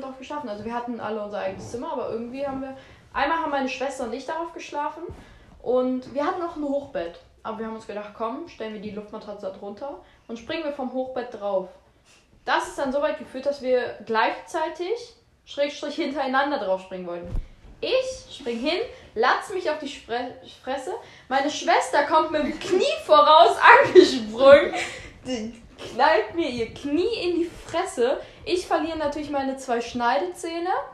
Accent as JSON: {"language": "German", "town": "Aachen", "region": "North Rhine-Westphalia", "country": "Germany", "said": "bei uns in Aachen."}